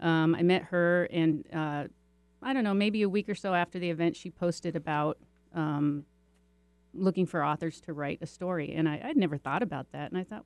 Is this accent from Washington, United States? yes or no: yes; Rainier, Washington, United States; I'm from the Seattle, Washington area, actually Rainier, which is about an hour and a half south.